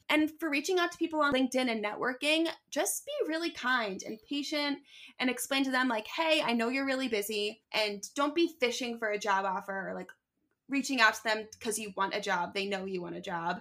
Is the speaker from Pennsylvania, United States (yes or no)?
yes; Philadelphia, Pennsylvania, United States; moved away as an adult; also born or lived in Syracuse / Manhattan; now in Brooklyn, New York, United States; growing up in Philly